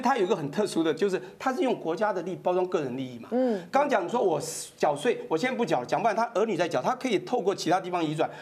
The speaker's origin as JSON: {"language": "Chinese", "country": "Taiwan", "said": "我们台湾人"}